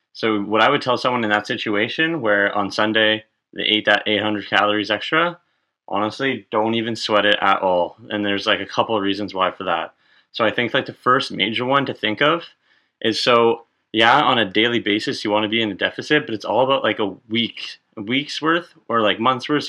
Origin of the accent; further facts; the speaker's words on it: Ottawa, Ontario, Canada; moved away as an adult; now in Toronto, Canada; Born and raised in Ottawa, now living in Toronto